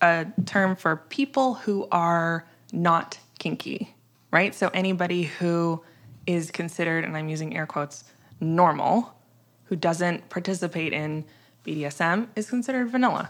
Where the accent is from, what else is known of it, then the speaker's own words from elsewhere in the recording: Midwest, United States; I'm from the middle of the country. I'm from the Midwest